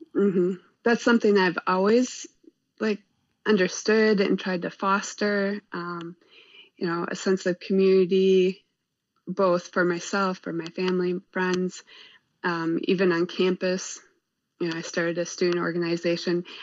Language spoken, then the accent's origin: English; Kewaskum, Wisconsin, United States; moved away as an adult; now in Oshkosh, United States; I actually grew outside up outside of Kewaskum, outside of uh, a unincorporated village, uh, Newfane